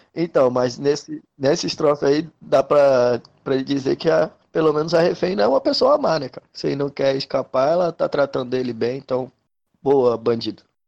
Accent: Rio de Janeiro, Brazil; Sou carioca fajuto

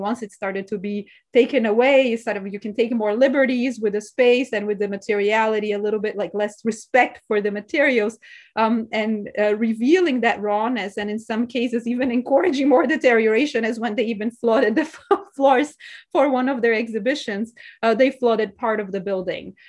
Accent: São Paulo, Brazil; moved away; I'm from Sao Paulo, Brazil. And so to me, growing up there

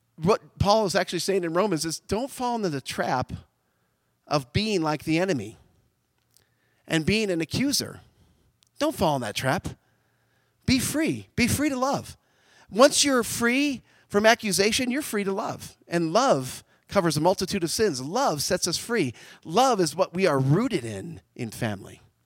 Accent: United States; I'm an American. I love America. I love where I live

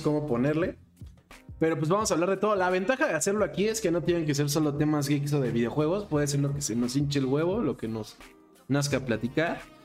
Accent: Mexico; soy mexicano

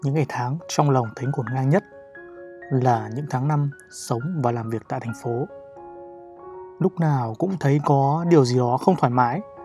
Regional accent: Ninh Binh, Vietnam; moved away as an adult; also born or lived in Hanoi; Quê tôi thì ở Ninh Bình

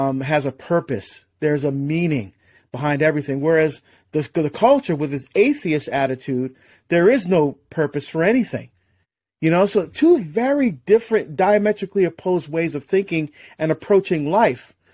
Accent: New Jersey, United States; also born or lived in Barbados; now in Oregon, United States; I'm from New Jersey, the state of New Jersey originally, right across the river from New York.

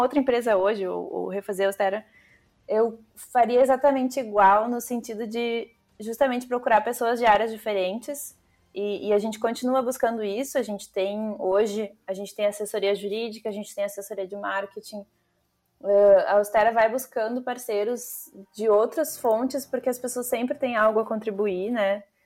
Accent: Porto Alegre, Rio Grande do Sul, Brazil; sou de Porto Alegre

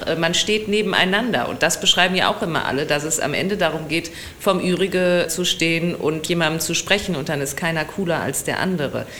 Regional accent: Essen, North Rhine-Westphalia, Germany; now in Düsseldorf, Germany; Ich äh, komme klassischerweise aus dem Ruhrgebiet. Aus Essen.

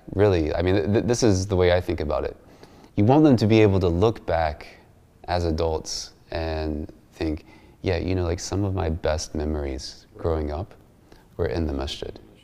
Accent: United States; as American Muslims

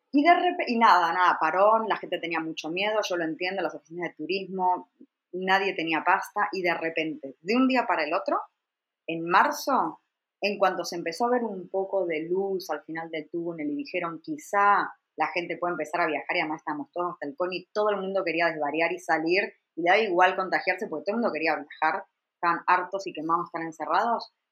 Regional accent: Argentina; moved away as an adult; yo me fui hace 21 años de Argentina. Cuando yo me fui de Argentina, me fui joven y sola, ¿vale?

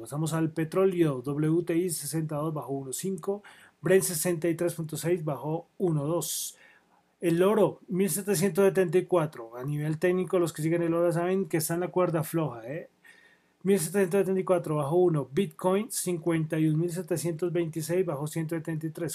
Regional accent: Colombia; Soy de Colombia

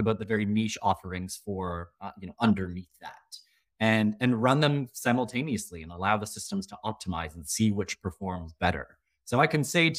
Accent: Canada; I am Canadian from Canada

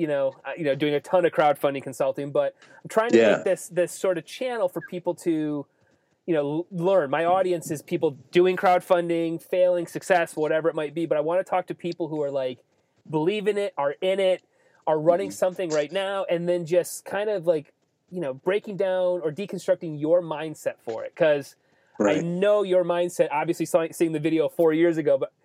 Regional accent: Ida, Michigan, United States; we lived middle of nowhere. We come from Ida, farm town

